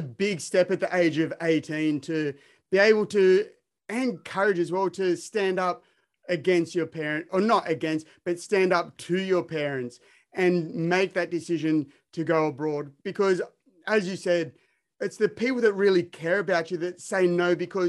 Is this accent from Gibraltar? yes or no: no; Australia; I'm from Australia